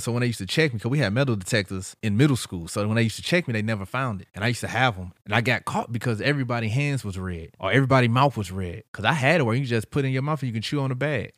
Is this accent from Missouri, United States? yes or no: yes; St. Louis, Missouri, United States; I'm from St. Louis